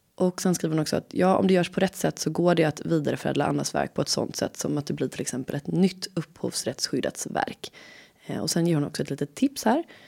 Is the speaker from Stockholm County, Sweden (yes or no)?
no; Gothenburg, Västra Götaland, Sweden; accent: Gothenburg dialect; jag är från Göteborg